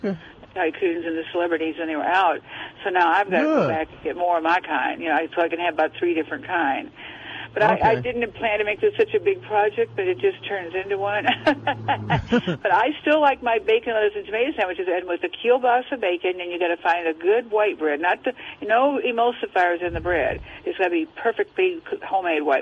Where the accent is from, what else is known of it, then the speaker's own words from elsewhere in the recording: Illinois, United States; moved away; I grew up in Illinois